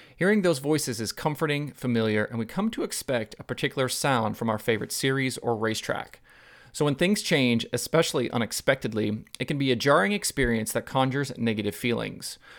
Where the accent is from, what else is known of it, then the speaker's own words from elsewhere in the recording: Portland, Oregon, United States; I'm from Southern Oregon, but ba-, basically grew up in Portland